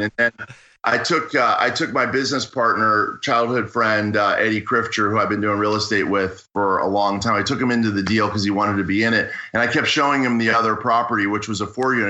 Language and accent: English; Pittsburgh, Pennsylvania, United States; moved away as an adult; also born or lived in Washington, District of Columbia, United States / Los Angeles; now in Santa Monica, United States; I grew up in Pittsburgh, spent a lot of time in Pittsburgh, spent some time in Washington, DC, seven years in Washington, DC, and I've lived in LA for 18 years.